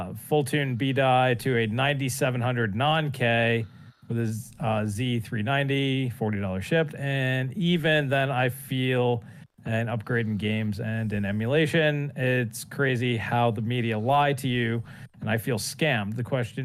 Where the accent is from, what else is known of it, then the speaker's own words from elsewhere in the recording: Canada; As a Canuck